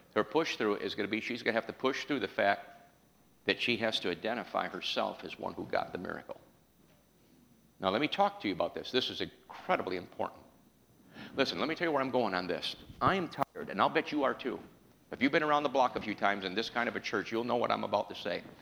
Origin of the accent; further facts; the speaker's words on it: New York, United States; I was raised in New York